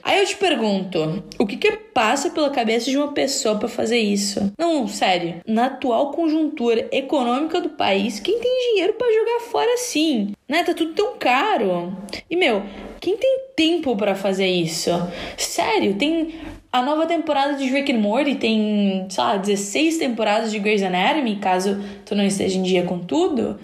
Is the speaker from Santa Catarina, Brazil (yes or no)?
yes; Criciúma, Santa Catarina, Brazil; eu sou de Criciúma